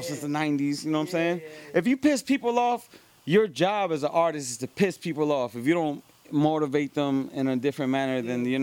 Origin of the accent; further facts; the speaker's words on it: Lakewood, New Jersey, United States; born there; also born or lived in Miami / New York; I was born in Lakewood, New Jersey. You know what I'm saying? Jersey born. Then I lived in Miami.